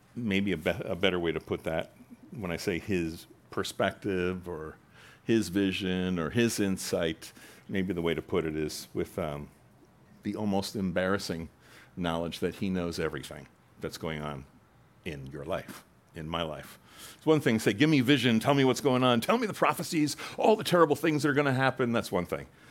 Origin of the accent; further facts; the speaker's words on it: United States; we're American Christians